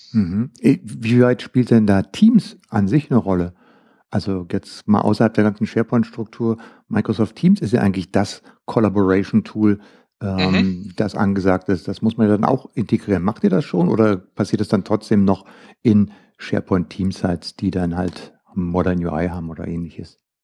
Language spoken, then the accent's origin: German; Germany; bei uns in Deutschland